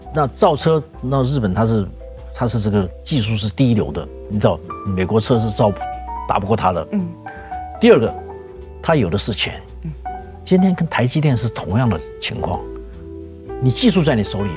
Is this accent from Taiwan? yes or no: yes; Taiwan; now in United States; 我们台湾人